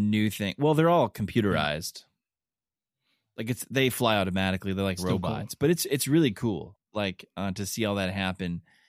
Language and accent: English; Kentucky, United States; I'm from Kentucky